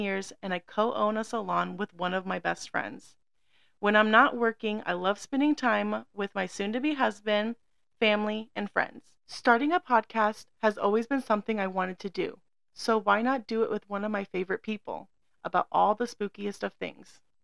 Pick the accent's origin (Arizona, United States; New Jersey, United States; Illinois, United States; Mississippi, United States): Arizona, United States; born and raised in hot as heck Arizona